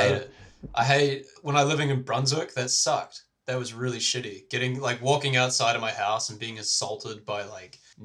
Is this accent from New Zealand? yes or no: yes; New Zealand; I'm from, you know, visiting over from New Zealand.